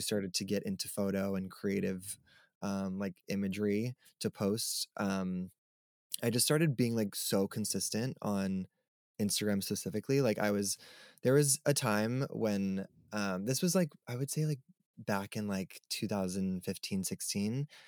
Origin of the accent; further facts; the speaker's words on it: Long Island, New York, United States; also born or lived in Brooklyn, New York; I grew up on Long Island, New York, so I've never, like, lived anywhere else other than New York